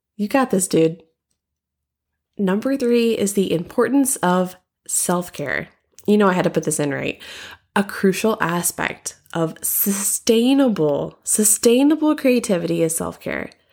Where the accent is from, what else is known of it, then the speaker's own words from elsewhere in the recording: Southern, United States; accent: Southern; my Southern accent